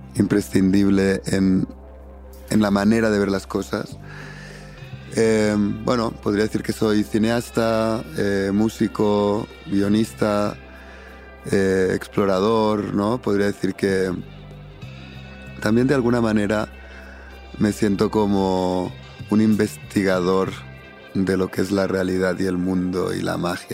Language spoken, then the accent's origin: Spanish; Arenys de Mar, Catalonia, Spain; moved away; yo crecí en un pueblito pequeñito de 10.000 habitantes, de pescadores, de Narenys de Mar. Está como a 45 kilómetros de Barcelona hacia el norte